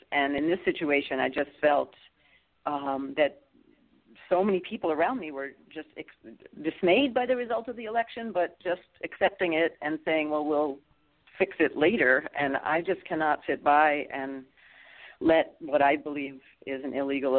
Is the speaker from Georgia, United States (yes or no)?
no; Massachusetts, United States; I come from Massachusetts, so my filing was in Boston.